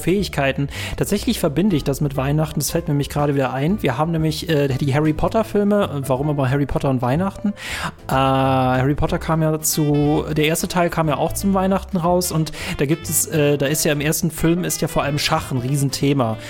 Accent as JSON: {"language": "German", "region": "North Rhine-Westphalia", "country": "Germany", "also_born_or_lived": "Bonn", "said": "wir in NRW"}